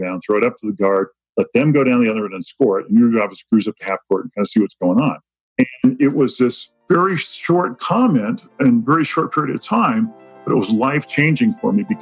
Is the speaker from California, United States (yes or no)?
yes; Southern California, United States; I grew up in Southern California